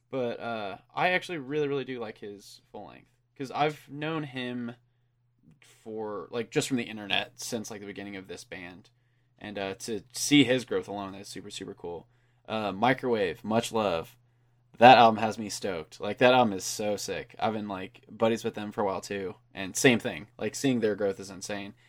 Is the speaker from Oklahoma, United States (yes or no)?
yes; Enid, Oklahoma, United States; we're from Enid, and that's, we're actually, like, closer to Wichita, Kansas